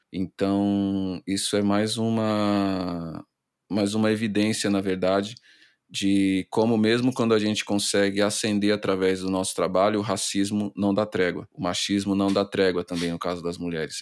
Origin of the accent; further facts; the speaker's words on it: Brazil; a nossa essência enquanto brasileiro